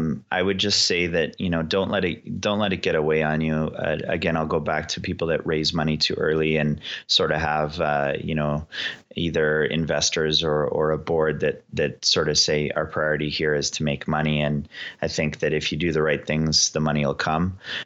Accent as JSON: {"language": "English", "country": "Canada", "said": "And for us to proudly say that we are Canadian and work diligently to represent Canada, pretty cool."}